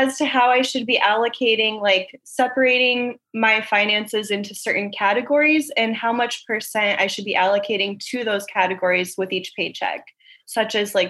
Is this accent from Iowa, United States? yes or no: yes; Iowa, United States; now in Huntington Beach, United States; So yes, I moved here from Iowa, so it's much healthier.